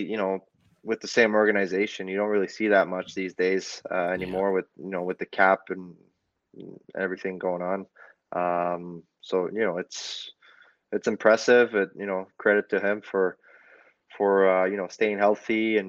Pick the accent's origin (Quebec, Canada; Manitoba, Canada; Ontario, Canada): Quebec, Canada; also born or lived in New Brunswick; It's different than you know, where I'm from Quebec and New Brunswick, I guess.